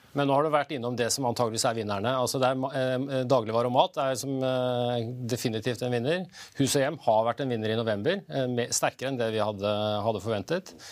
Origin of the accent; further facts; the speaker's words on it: Norway; Jul er noe vi prioriterer som nordmenn